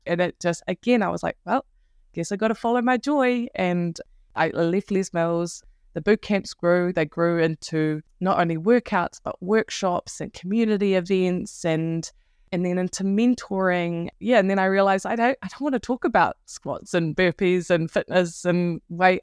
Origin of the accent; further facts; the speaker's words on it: Wellington, New Zealand; I'm from Aotearoa, New Zealand, uh, Wellington in particular